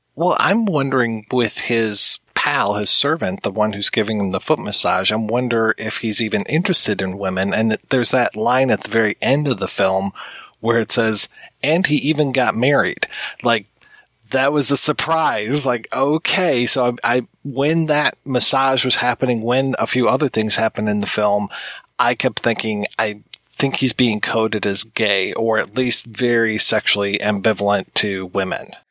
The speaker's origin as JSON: {"language": "English", "country": "United States", "said": "being an American"}